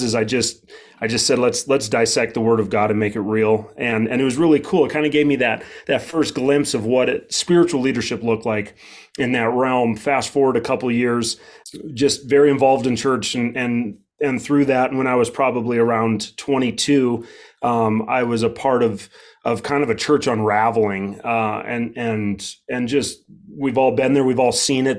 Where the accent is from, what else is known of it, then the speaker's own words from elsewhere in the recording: Wheatland, Wyoming, United States; I'm from Wheatland, Wyoming, a town of around 3,500 and a county of 8,500